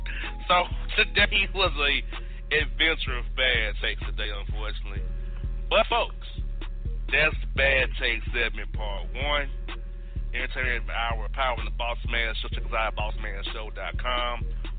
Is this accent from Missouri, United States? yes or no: yes; Kansas City, Missouri, United States; I'm Kansas City, brother. I'm not trying to be offensive to you. I'm from Kansas City.